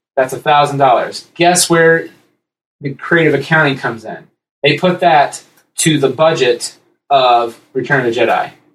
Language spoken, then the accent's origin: English; Columbus, Ohio, United States; we grew up here in Columbus